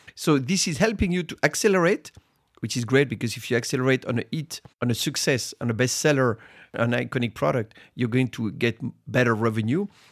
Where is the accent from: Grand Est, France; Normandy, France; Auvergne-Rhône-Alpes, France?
Grand Est, France; Reims; I was born in Reims, which is the city of Champagne. And, uh, as a teenager to make money, I, I was harvesting grapes